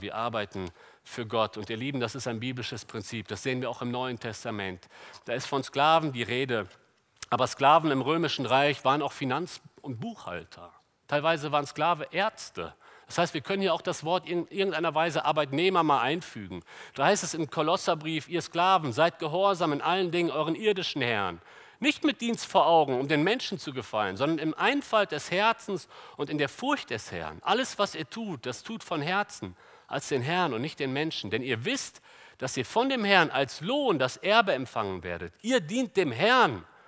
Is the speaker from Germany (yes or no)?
yes; Germany; wir als Deutsche